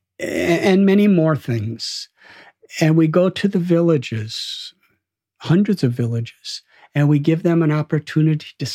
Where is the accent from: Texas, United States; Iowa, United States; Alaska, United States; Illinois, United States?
Illinois, United States; Chicago; also born or lived in India; I'm from Chicago